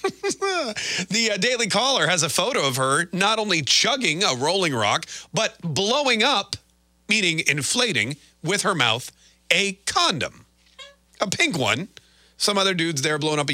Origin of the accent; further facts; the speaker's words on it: Canada; moved away; people always call me a self-hating Canadian because I was born in Canada